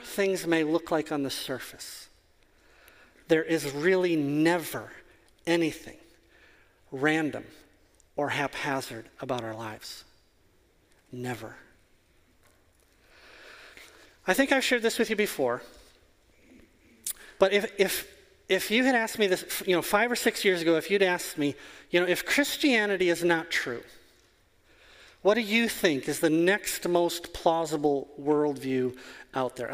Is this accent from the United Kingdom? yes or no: no; Wisconsin, United States; I am from Wisconsin. It is 40 below here half of the year.